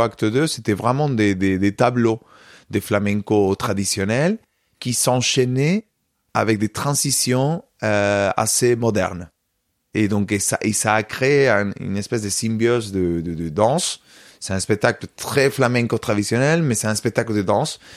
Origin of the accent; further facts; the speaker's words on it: Córdoba, Andalusia, Spain; French is a second language; moved away; je suis né à Cordoue, j'ai grandi à Cordoue